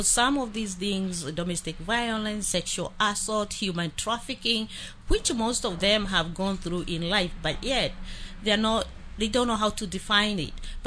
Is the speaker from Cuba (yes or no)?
no; Kenya; moved away; I am from Kenya